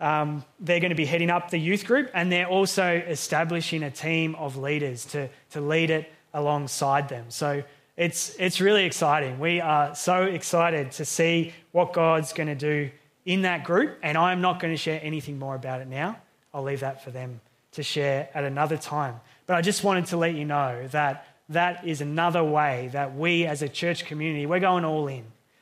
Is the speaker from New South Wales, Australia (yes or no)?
no; Healesville, Victoria, Australia; growing up, living in Hillsville as a young person